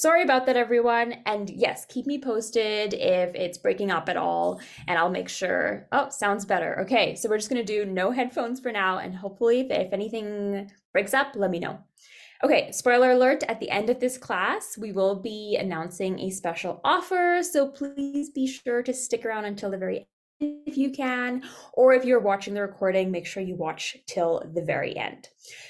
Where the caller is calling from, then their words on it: Calgary, Alberta, Canada; So I'm …, registered dietitian, and I'm tuning in from Calgary, Alberta, where the weather is very dull right now